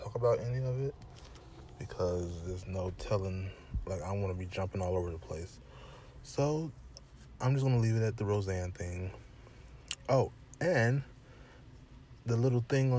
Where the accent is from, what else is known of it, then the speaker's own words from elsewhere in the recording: Michigan, United States; I'm from Michigan